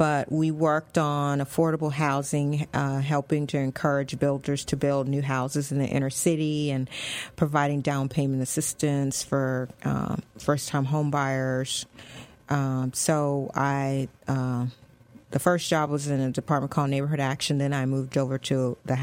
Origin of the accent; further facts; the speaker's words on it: East Coast, United States; moved away as an adult; now in San Antonio, United States; I grew up on the East Coast